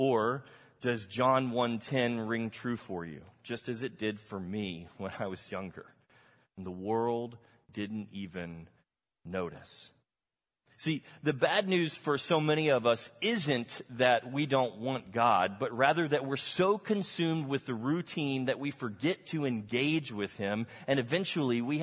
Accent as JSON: {"language": "English", "region": "Texas", "country": "United States", "tie": "born or raised there", "said": "I grew up in Texas, I never learned Spanish"}